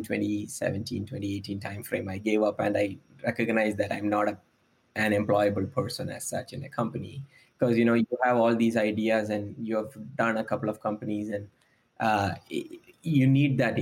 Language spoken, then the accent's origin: English; Kerala, India; moved away as an adult; now in United States; I come from the southwest coast of India. The state name is called Kerala.